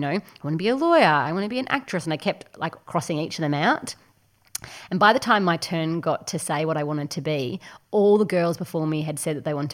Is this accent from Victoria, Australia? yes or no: yes; Ballarat, Victoria, Australia; also born or lived in Bendigo; I grew up in Bendigo and then moved quite shortly to Ballarat